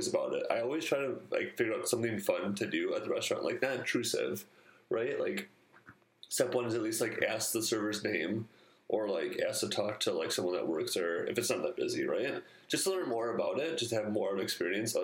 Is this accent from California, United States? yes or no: no; Wisconsin, United States; I'm from Wisconsin